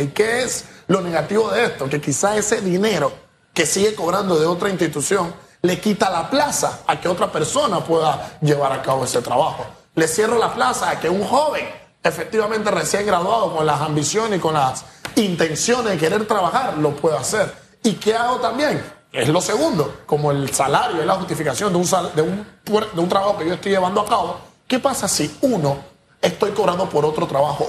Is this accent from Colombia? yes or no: no; Panama; como panameño